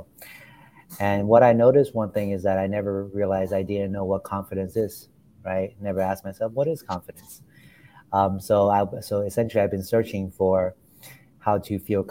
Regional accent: Florida, United States; moved away as an adult; also born or lived in China; now in New York City, United States; I grew up in China and I moved to the US when I was 9. And I grew up from there. I grew up in Florida

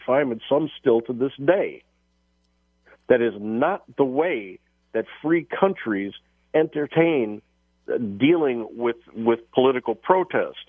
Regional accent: Chicago, Illinois, United States; who I grew up with here in Chicago

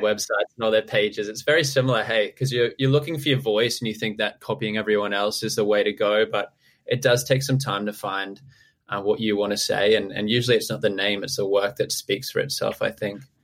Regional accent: Townsville, Queensland, Australia; moved away; I'm from Townsville originally

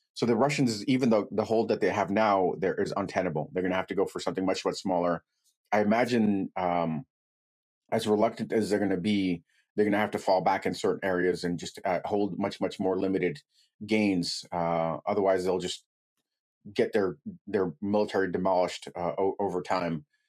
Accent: United States; also born or lived in Ukraine / Brooklyn; I was raised in the United States. I came over when I was four years old. I, I only know uh, America

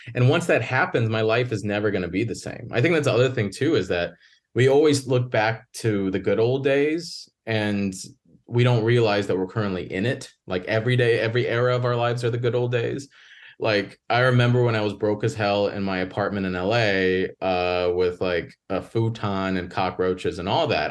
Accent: Northwest Indiana, United States; also born or lived in Chicago; I grew up in the Midwest, Northwest Indiana, right outside Chicago

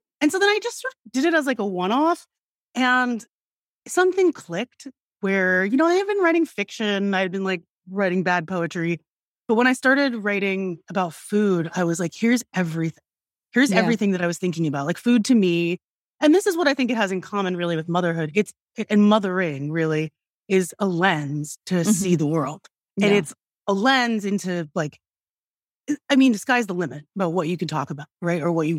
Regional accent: Philippines; I was like, okay, so I'm Filipina. I never hear about Filipino food.

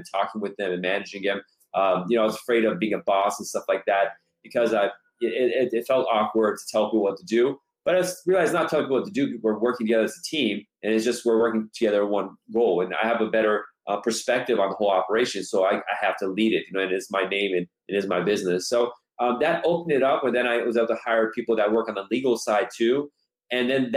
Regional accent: Los Angeles, California, United States; my family's originally from Iran. I was born here myself, born and raised in Los Angeles for the most part.

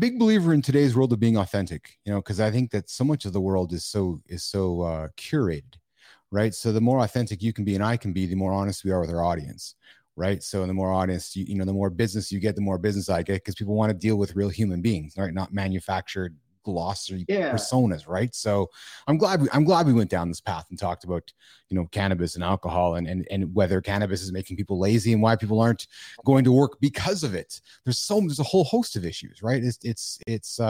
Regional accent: Canada; as a Canadian

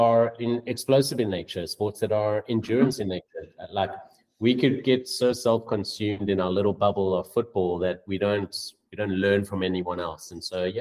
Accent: South Africa; moved away as an adult; also born or lived in Bangladesh / Amsterdam, Netherlands / Watford, England; now in Los Angeles, United States; as a South African

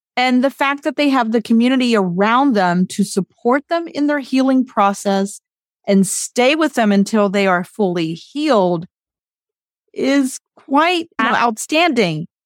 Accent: West Virginia, United States; I did it for West Virginia. I was, like, the representative to organize some things throughout the state of West Virginia. So I organized, I called the city council in my hometown

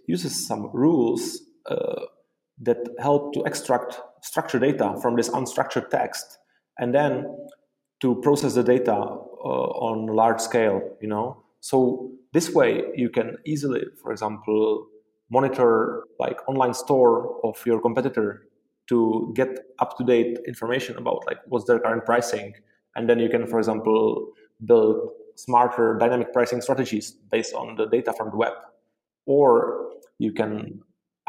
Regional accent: Prague, Czechia; also born or lived in Dublin, Ireland; I am from Prague, the Czech Republic, and I studied computer science and software engineering here in Prague

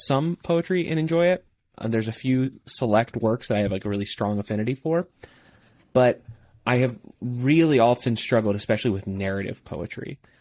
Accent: Midwest, United States; I am from the Midwest

